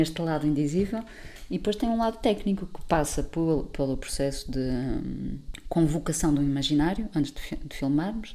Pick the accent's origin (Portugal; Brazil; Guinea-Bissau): Portugal; Porto, Norte; moved away as an adult; also born or lived in Lisbon; sou do Porto, vim para Lisboa uhum. estudar desporto